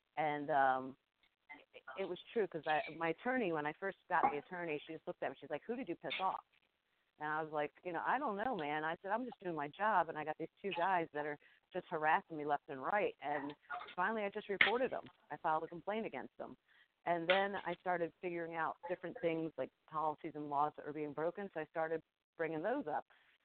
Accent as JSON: {"language": "English", "region": "New Jersey", "country": "United States", "said": "I'm from Jersey"}